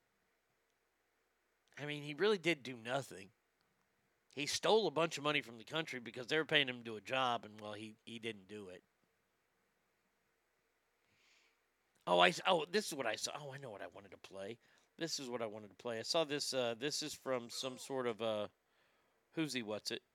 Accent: United States; me as an American

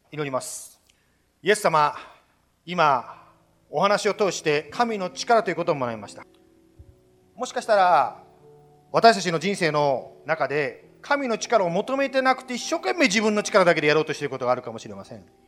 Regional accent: Japan; 日本で育ちました

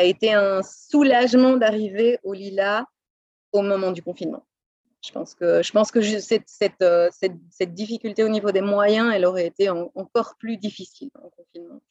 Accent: Brussels, Brussels-Capital Region, Belgium; moved away as an adult; also born or lived in Boston, United States / Los Angeles, United States / Pasadena, United States; now in United States; Je suis née à Bruxelles, où j'ai passé les 25 premières années de ma vie, où j'ai étudié

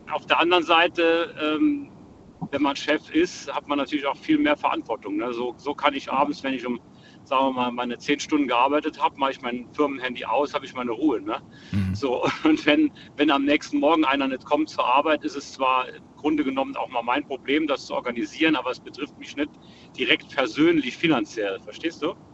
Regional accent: Saarland, Germany; Ja, ich komme aus dem Saarland.

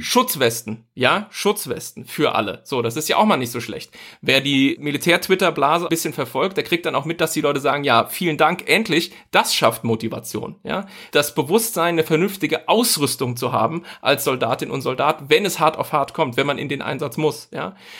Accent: Germany; als Deutsche

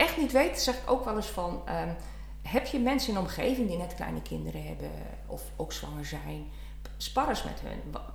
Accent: Leeuwarden, Friesland, Netherlands; also born or lived in Brabant; ik kom uit Friesland, ben geboren getogen Leeuwarden

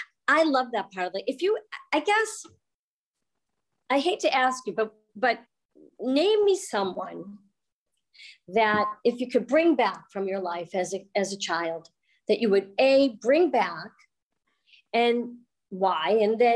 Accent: Newton, Massachusetts, United States; moved away as an adult; And I also born, raised, stayed till about 2 years ago here

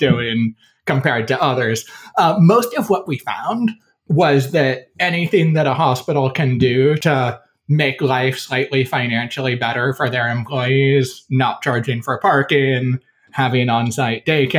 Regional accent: Olean, New York, United States; South of Buffalo, about 75 miles, a small town called Olean

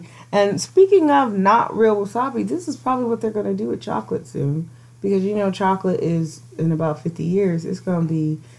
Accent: United States; I grew up in America, a nice, safe country for me, where I grew up.

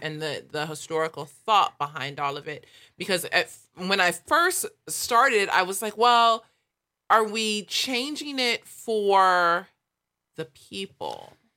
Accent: Los Angeles, California, United States; growing up in South L

